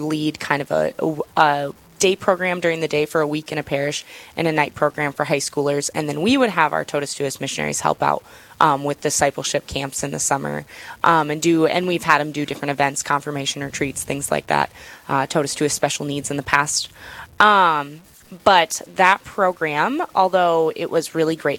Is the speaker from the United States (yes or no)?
yes; Dimock, South Dakota, United States; I am from Dimmick, South Dakota. I graduated from Parkston High School